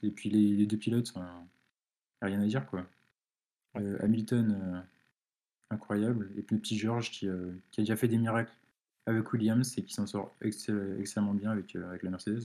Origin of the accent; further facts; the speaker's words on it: France; je suis français